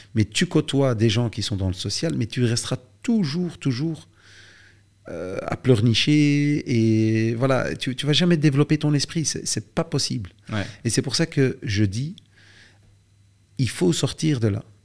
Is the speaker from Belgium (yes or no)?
yes; Belgium; chez nous en Belgique